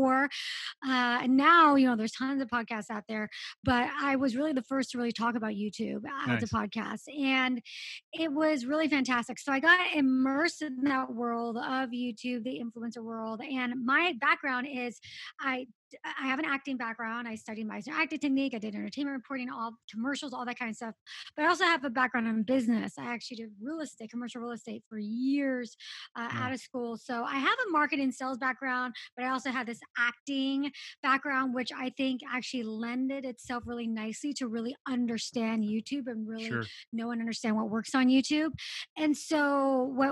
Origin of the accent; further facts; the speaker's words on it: Los Angeles, California, United States; I grew up in Los Angeles